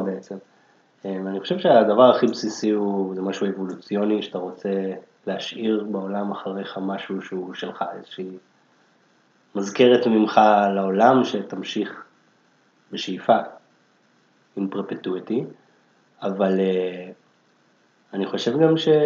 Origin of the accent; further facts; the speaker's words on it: Jerusalem, Jerusalem District, Israel; moved away as an adult; now in Tel Aviv, Israel; גדלתי בירושלים, עכשיו אני גר בתל אביב כבר 15 שנה